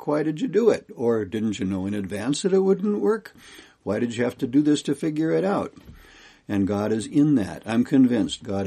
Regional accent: Kalispell, Montana, United States; I'm from Kalispell, Montana.

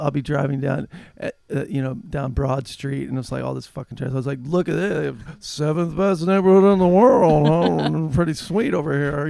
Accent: Warrensburg, Missouri, United States; moved away; growing up in small town Missouri, in Warrensburg

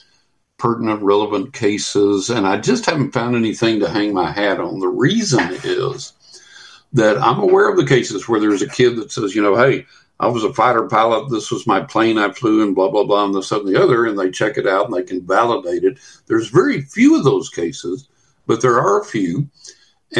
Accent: West Texas, United States; now in Florida, United States; I'm sitting here in Florida. I grew up in West Texas

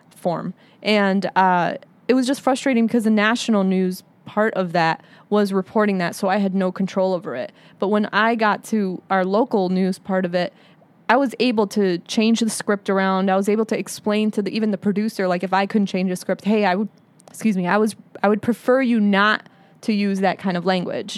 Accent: United States; I'm Arab American and I'm a Muslim

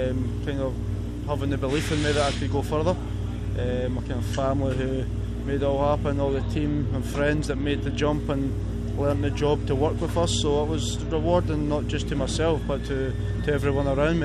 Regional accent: Scotland, United Kingdom; Being Scottish

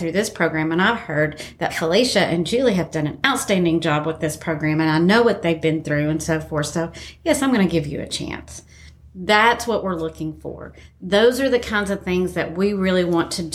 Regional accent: Appalachia, United States; we're Appalachian

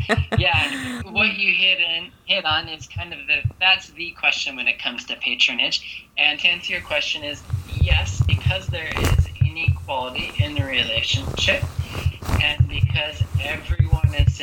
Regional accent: United States; moved away; I grew up in America

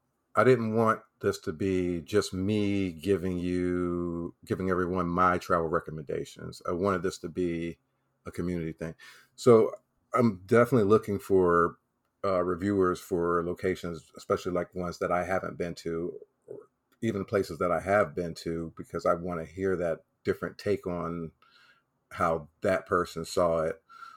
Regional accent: the South, United States; I'm from the South.

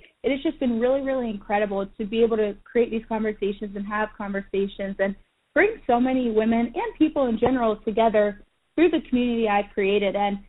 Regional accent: Central Pennsylvania, United States; also born or lived in North Central Florida; now in Florida, United States; As Rachel had said, I'm 26 years old, and I currently live in North Central Florida, but I am a Pennsylvania Dairy Girl. So, I grew up in Central Pennsylvania. I grew up involved in the dairy industry.

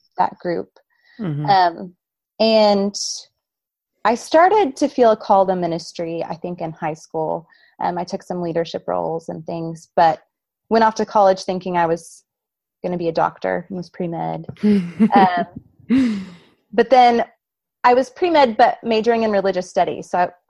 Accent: Duncan, Oklahoma, United States; I grew up in Duncan, Oklahoma, so southwest Oklahoma.

